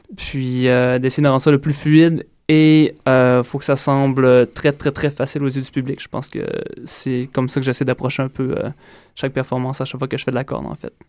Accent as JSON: {"language": "French", "region": "Quebec", "country": "Canada", "tie": "born or raised there", "also_born_or_lived": "Ontario", "said": "je suis natif de l'Ontario et j'ai grandi au Saguenay-Lac-Saint-Jean"}